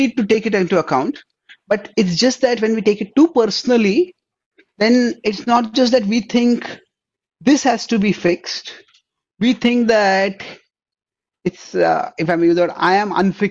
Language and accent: English; India; first language Marathi; English is a second language; I am from India